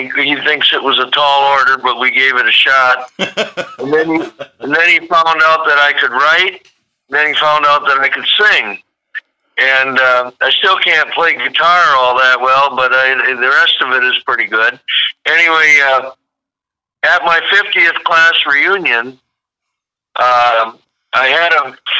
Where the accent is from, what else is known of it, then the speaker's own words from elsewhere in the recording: Hillsboro, Wisconsin, United States; from Hillsboro, Wisconsin